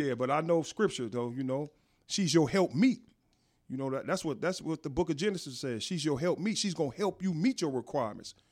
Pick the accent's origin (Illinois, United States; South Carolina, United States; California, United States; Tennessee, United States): California, United States; Inglewood; also born or lived in Las Vegas; I was born and raised in Inglewood.